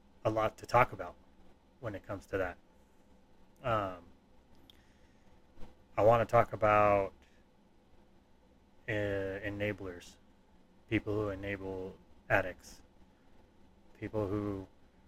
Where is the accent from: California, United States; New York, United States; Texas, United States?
California, United States; Tehachapi; born or raised there; also born or lived in Burbank, California / Lake Los Angeles, California